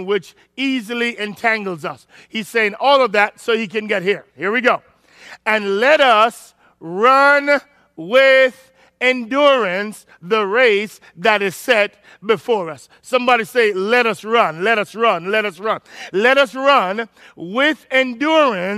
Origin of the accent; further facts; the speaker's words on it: Jamaica; I'm Jamaican